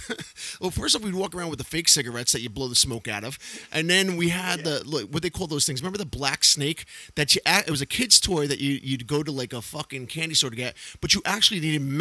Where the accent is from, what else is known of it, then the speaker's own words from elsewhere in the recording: Yonkers, New York, United States; T-Bone's grandparents owned a bar in Yonkers, where we both grew up, And this is back in the 80s.